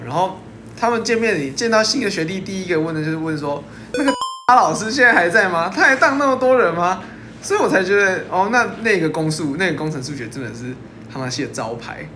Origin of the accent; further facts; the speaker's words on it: Taichung, Taiwan; moved away as an adult; also born or lived in New Taipei; 因为我台中人